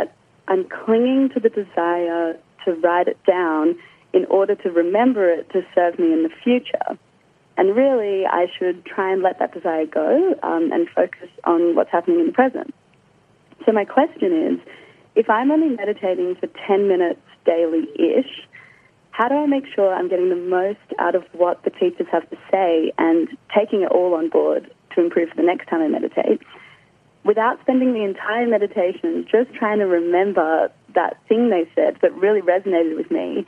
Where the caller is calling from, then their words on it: Sydney, New South Wales, Australia; I'm calling from Sydney.